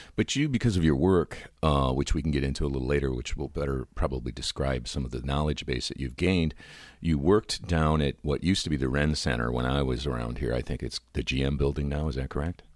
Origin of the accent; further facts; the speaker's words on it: Troy, Michigan, United States; we grew up in Troy, Michigan